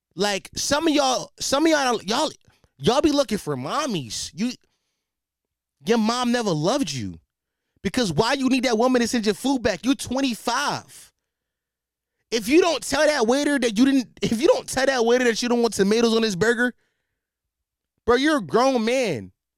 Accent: Philadelphia, Pennsylvania, United States; as a Philadelphian

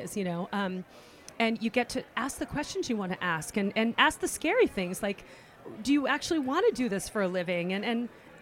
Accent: California, United States; moved away as an adult; I'm from California

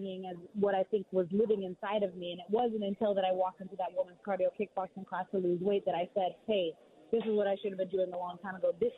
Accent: Pacific Northwest, United States; we're from the Pacific Northwest, and we're loyal to the soil up there

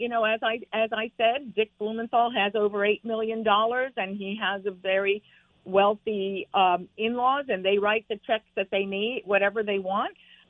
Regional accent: Havana, Cuba; now in Connecticut, United States; I was born in Havana, Cuba. We escaped Castro and a communist revolution

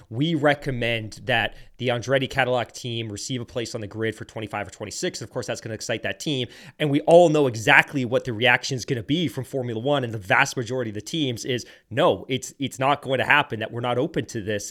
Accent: South Devon, South West England, United Kingdom; I grew up in Sev-, South Devon

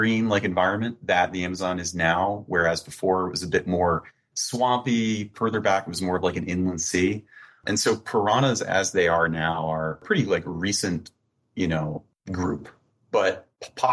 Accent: Florida, United States; I'm like originally from Florida

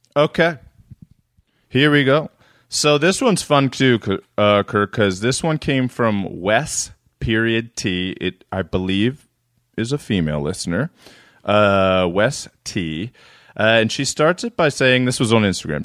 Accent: East Coast, United States; I'm from the East Coast

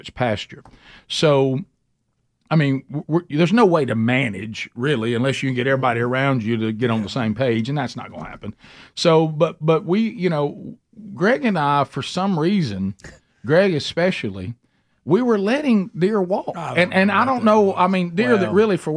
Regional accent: Alabama, United States; when we grew up in Alabama

